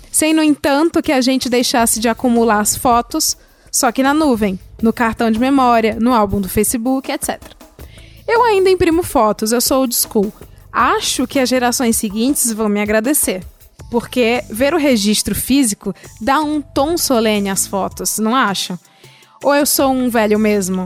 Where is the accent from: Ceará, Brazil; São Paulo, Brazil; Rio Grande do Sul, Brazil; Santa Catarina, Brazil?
Ceará, Brazil; moved away; lá de onde eu vim, que é o Ceará